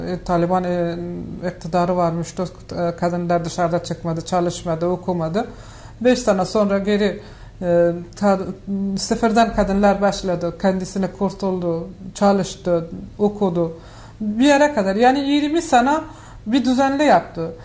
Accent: Afghanistan; Turkish is a second language; moved away as an adult; now in Turkey; ben Afganistan'da büyüdüm

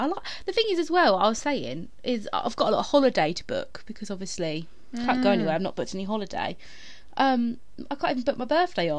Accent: United Kingdom; we are British, born in the late 90s

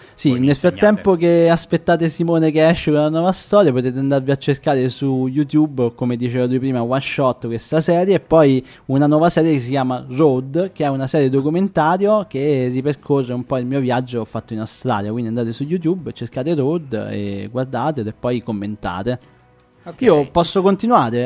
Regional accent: province of Salerno, Campania, Italy; io vengo dalla provincia di Salerno

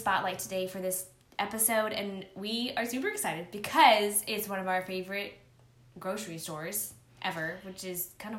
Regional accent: San Antonio, Texas, United States; moved away; we're both from San Antonio.

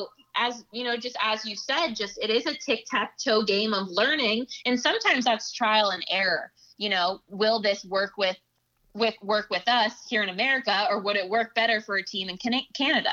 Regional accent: Los Angeles, California, United States; now in Boston, United States; the Lakers will always be my hometown team

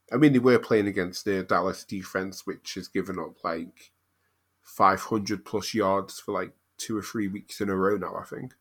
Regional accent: United Kingdom; being a British Cardinals fan

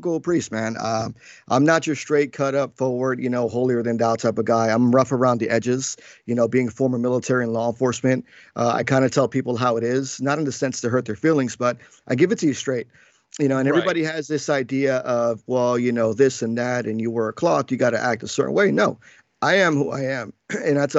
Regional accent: Paterson, New Jersey, United States; also born or lived in New York; I was born in New York and raised in Jersey in the tri-state area most of my whole life

